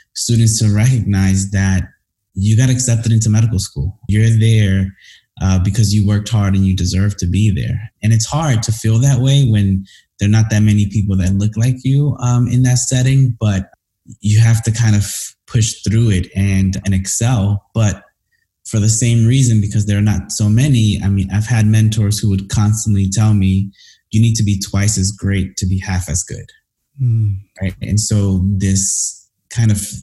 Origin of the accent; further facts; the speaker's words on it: New York City, New York, United States; moved away as an adult; also born or lived in Washington, D.C.; growing up in Brooklyn was rough. I mean, I grew up in Crown Heights, Brooklyn.